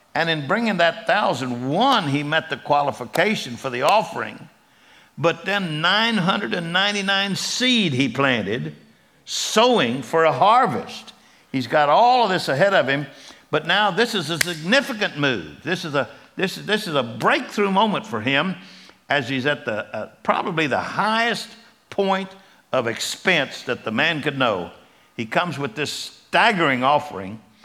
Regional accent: Texas, United States; I'm from Texas

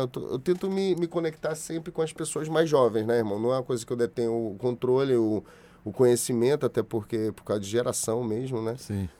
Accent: Salvador, Bahia, Brazil; now in Rio de Janeiro, Brazil; De Salvador, da onde eu nasci

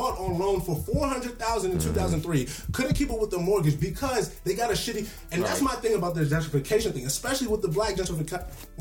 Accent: Riverdale, Maryland, United States; also born or lived in Washington, D.C.; I was born in Washington D.C. General Hospital, but the day after I was born, I went to Riverdale. From 92 to 01

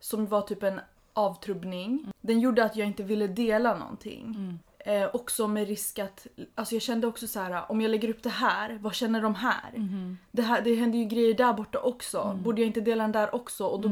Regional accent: Sweden; som barn till invandrare mm. har man oftast konflikter eller krig eller mm. förtryck i bagaget. -hmm. Liksom, det är som ett arv man mm. bär mm. och är medveten om och det liksom finns alltid med en även om man har vuxit upp i Sverige

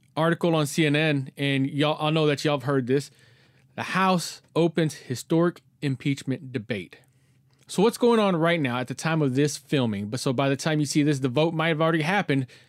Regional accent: Texas, United States; I'm in my hometown t, in Texas

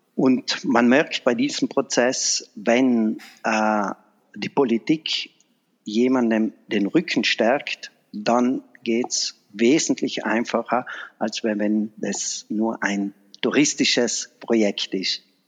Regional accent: Vahrn, Trentino-Alto Adige, Italy; in meiner Heimatgemeinde in, äh, Fahren. Das ist bei Brixen

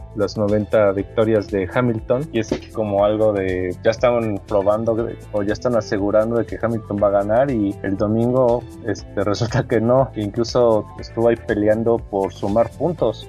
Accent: Mexico; latinos y mexicanos

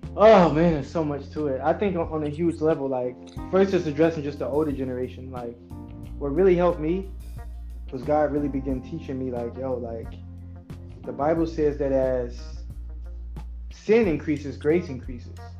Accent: United States; Black people in America

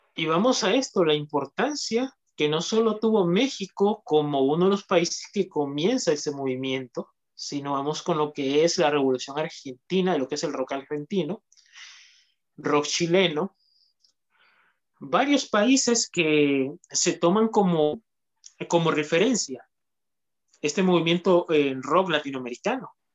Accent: Honduras; aquí en mi país, en lo que es Honduras

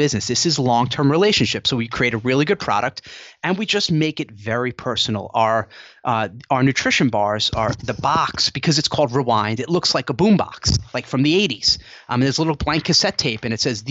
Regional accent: Rockland County, New York, United States; she was from Suffern, New York, which is in Rockland County. That's where I'm from

